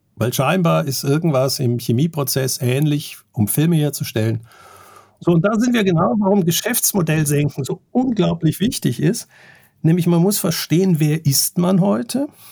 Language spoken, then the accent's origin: German; Germany; ich bin Bankkaufmann, ich bin in Deutschland aufgewachsen